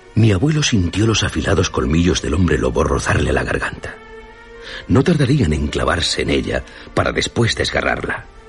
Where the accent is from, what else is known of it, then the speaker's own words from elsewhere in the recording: Basque Country, Spain; yo soy de Álava